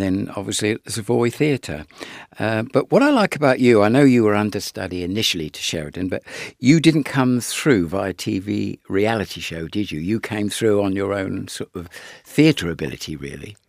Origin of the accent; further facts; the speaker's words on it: Isle of Wight, South East England, United Kingdom; I come from the Isle of Wight